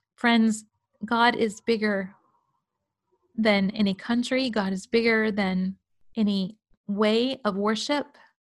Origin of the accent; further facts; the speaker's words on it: United States; as American Christians